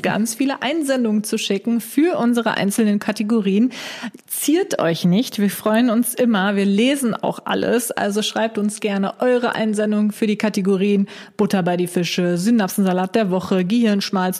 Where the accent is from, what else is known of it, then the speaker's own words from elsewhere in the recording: Germany; bei uns in Deutschland